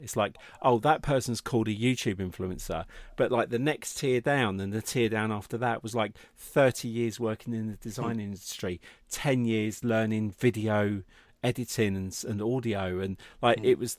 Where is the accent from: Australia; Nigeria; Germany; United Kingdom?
United Kingdom; So I was born in Middlesex.